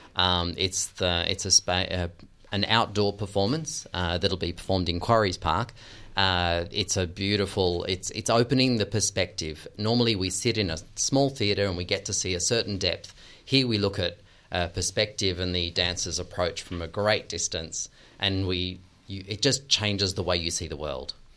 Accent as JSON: {"language": "English", "country": "Australia", "moved": "yes", "said": "as an Australian"}